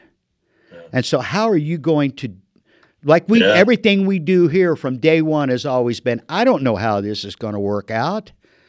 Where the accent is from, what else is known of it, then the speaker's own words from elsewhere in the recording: Illinois, United States; moved away as an adult; now in Marana, United States; I'm a Land of Lincoln guy. I've been in the desert for 30 years, but I was born in Illinois